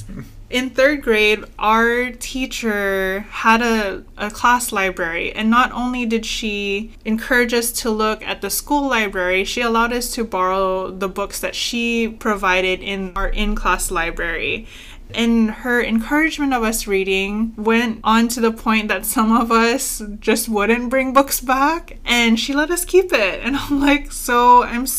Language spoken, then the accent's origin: English; Guam; I was born and raised on Guam.